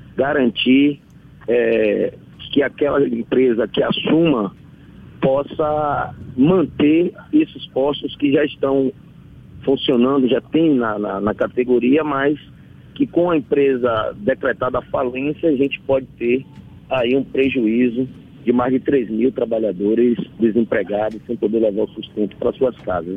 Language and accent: Portuguese; Salvador, Bahia, Brazil; eu sou de Fazenda Couto, sou morador da periferia aqui, o bairro periférico de Salvador. A grande parte da minha é, luta política foi feita dentro do bairro que eu nasci e me criei.